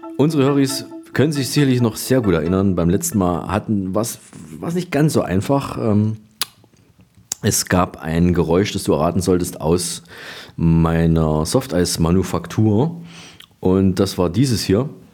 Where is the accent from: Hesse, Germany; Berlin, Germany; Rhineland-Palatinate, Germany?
Berlin, Germany; Bei uns in Berlin